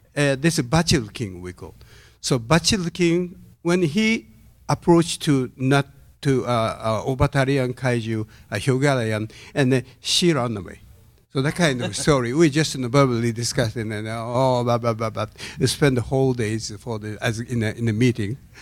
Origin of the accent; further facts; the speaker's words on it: Tokyo, Japan; English is a second language; I'm from Tokyo side. I'm so familiar with natto since I'm a childhood